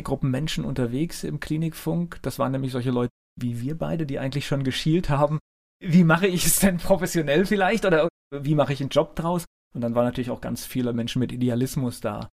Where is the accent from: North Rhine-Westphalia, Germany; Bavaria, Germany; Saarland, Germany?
North Rhine-Westphalia, Germany; moved away; ich komme auch aus Nordrhein-Westfalen gebürtig